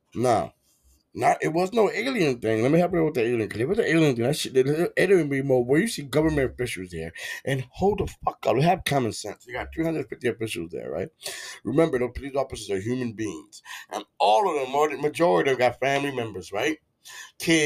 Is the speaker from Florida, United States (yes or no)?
yes; Florida, United States; I'm from Florida